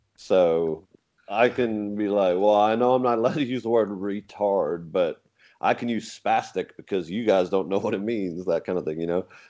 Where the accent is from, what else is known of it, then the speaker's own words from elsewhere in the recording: England, United Kingdom; now in United States; I talk about being English and moving over here from England